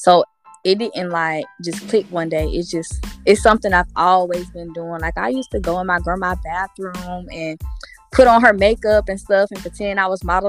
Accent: Columbia, South Carolina, United States; I'm from Columbia, South Carolina

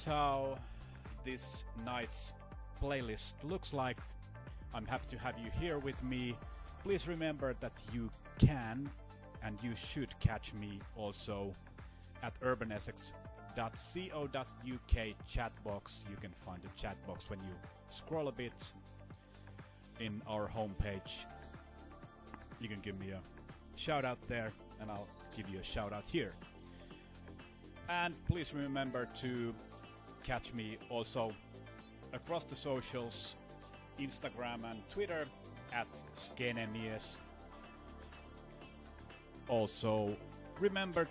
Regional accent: Lahti, Päijät-Häme, Finland; college radio here in Lahti, my hometown in Finland

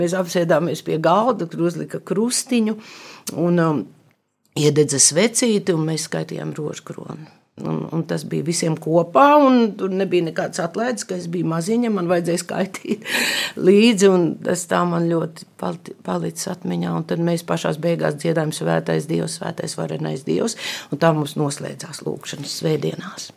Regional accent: Skrīveri, Vidzeme, Latvia; also born or lived in Latgale; es piedzimu skrīveros

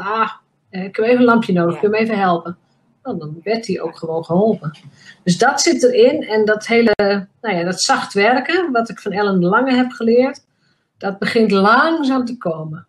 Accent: Drenthe, Netherlands; mij als Drents meisje

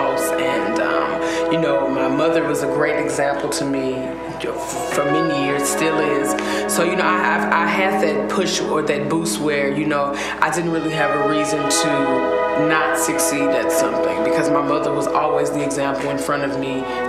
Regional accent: Indiana, United States; growing up in Indiana

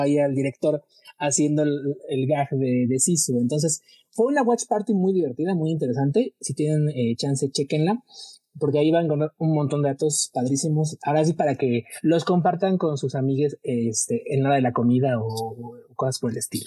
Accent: Mexico; uno como mexicano

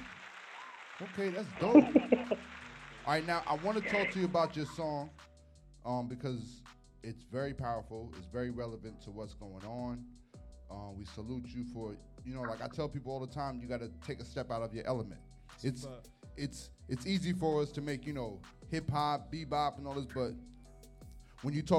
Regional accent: New York, United States; accent: New York; my New York accent

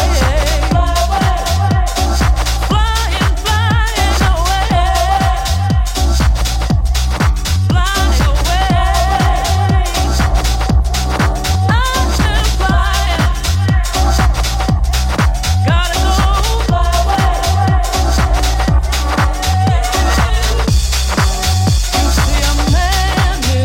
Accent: Liverpool, North West England, United Kingdom; now in Auckland, New Zealand; I'm from Liverpool originally

